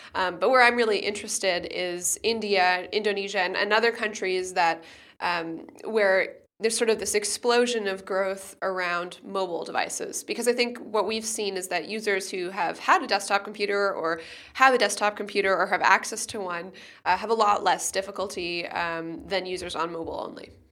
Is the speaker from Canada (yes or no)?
yes; Canada; also born or lived in United States; now in Germany; I live in Germany, I'm from Canada, and, and I spend a lot of time in the U S